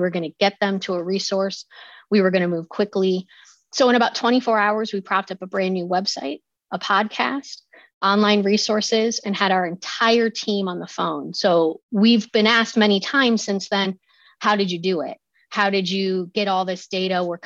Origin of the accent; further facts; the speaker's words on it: Ohio, United States; accent: Midwestern; now in Loudoun County, United States; some people might pick up my Midwestern accent. Apparently, when I get going, I sound like I'm right from the heart of the Midwest, but I'm actually from Ohio